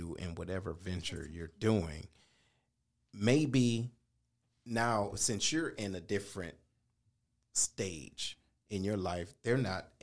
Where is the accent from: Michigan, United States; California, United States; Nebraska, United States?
Michigan, United States; Detroit; we are from Detroit. We from different parts of Detroit